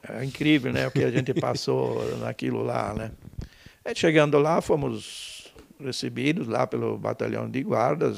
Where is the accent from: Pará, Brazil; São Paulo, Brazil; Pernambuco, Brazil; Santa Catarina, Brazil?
Santa Catarina, Brazil; Benedito Novo; now in Timbó, Brazil; Eu nasci eh, em Benedito Novo, tá, cidade vizinha uhum. aqui, né, no, no longe. Uh, ah, meu pai, meus pais eram colonos, né? Eu praticamente me vivenciei, me criei na colônia